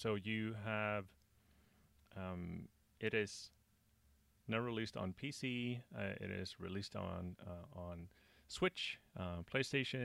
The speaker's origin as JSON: {"language": "English", "country": "Sweden", "said": "I'm from Sweden"}